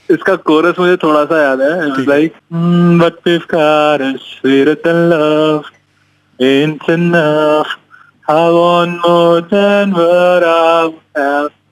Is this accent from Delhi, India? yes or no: no; Rohtak, Haryana, India; moved away; also born or lived in Pune; मैं रोहतक से हूँ